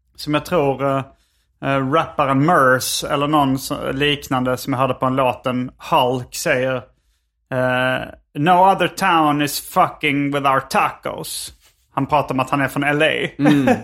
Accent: Sweden; now in Los Angeles, United States

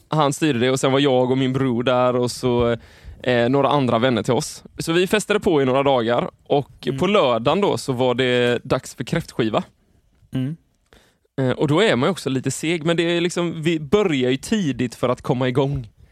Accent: Sweden; vi är ju svenskar

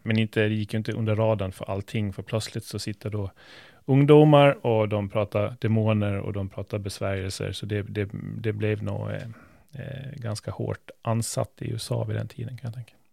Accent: Gotland, Sweden; vi sitter här som gotlänningar

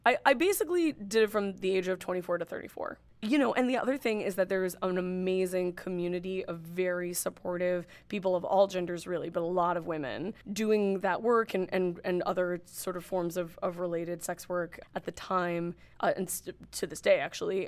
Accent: Northern California, United States; moved away as an adult; now in New York City, United States; I grew up in Northern California and lived in Northern California most of my life. I've been in New York City for six years.

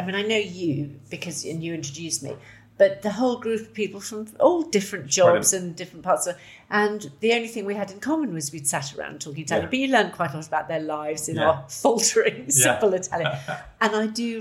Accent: Ditchling, South East England, United Kingdom; also born or lived in Dublin, Ireland; I was born in Dublin. After they got married, they stayed sort of south, and we lived there till I was four. And then my father got a job at a new university that was being set up, the University of Sussex, near Brighton. So we lived in Ditchling for a long time, which I absolutely loved.

